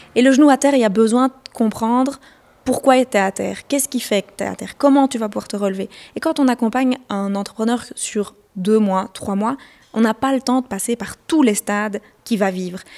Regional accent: Belgium; chez nous en Belgique

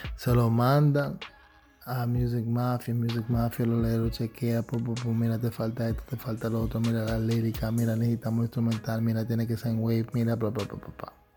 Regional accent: New York, United States; yo viniendo nacido y criado en Nueva York

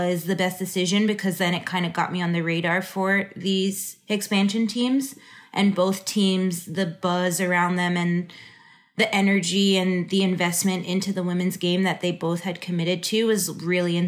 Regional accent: New York, United States; also born or lived in Houston; now in Los Angeles, United States; get closer to home and play on the East Coast because I'm from New York

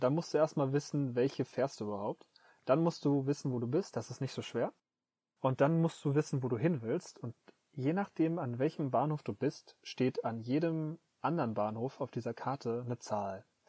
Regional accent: North Rhine-Westphalia, Germany; moved away as an adult; now in Tokyo, Japan; aus meiner Heimatstadt äh, fünf, nee, zehn Minuten Zugfahrt nach Dortmund rein

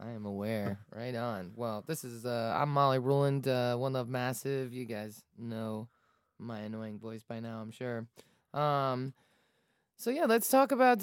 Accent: Falls Church, Virginia, United States; I grew up in Falls Church, Falls Church City

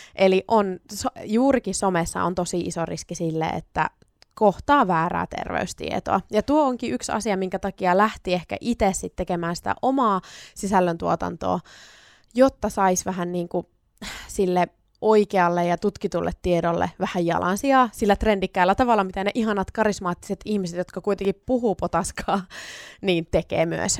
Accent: Sonkajärvi, North Savo, Finland; also born or lived in Oulu; now in Kuopio, Finland; mä oon syntynyt Oulussa ja sit mä oon noin 10-vuotiaana muuttanut Sonkajärvelle ja se on mulle tosi tosi rakas kotipitäjä

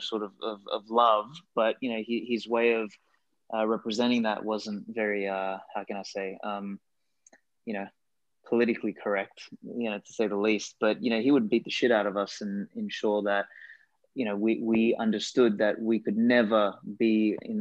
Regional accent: Australia; first language Macedonian; English is a second language; I came from an Eastern European family, and, you know, grew up in Australia, and like, English wasn't actually my first language. I spoke Macedonian initially

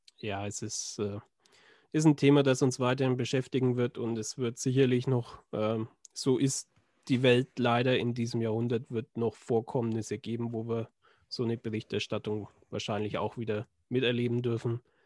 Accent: Schwabach, Bavaria, Germany; in Schwabach, also meiner Heimat

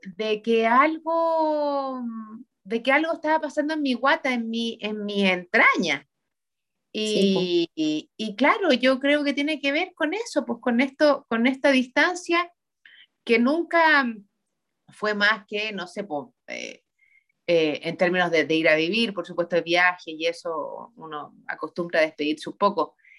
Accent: Santiago, Santiago Metropolitan Region, Chile; also born or lived in Iquique; nosotros como santiaguinos sí nos conocemos los barrios

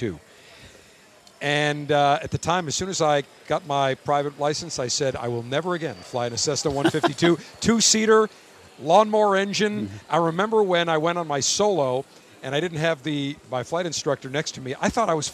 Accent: Buffalo, New York, United States; I'm from Buffalo

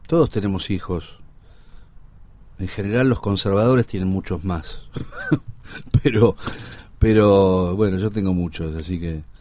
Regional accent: Buenos Aires, Argentina; yo nací en Ángel Gallardo y, Parral, hoy Honorio Puerredón, a media cuadra del Cid Campeador que es como la, frontera de Villa Crespo.

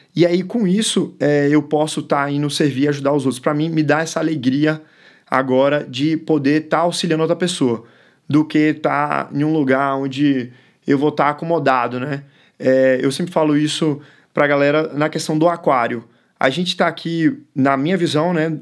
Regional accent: Bahia, Brazil; first language English; Portuguese is a second language; also born or lived in São Paulo / Chile; Eu nasci em São Paulo, fui criado na Bahia minha primeira língua foi o inglês e eu tenho dupla nacionalidade, eu sou chileno e brasileiro ao mesmo tempo.

